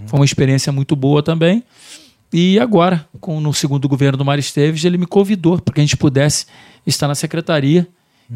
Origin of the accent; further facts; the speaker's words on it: Barra do Piraí, Rio de Janeiro, Brazil; also born or lived in Vargem Alegre; Sou nascido, sou nascido literalmente em Barra do Piraí mesmo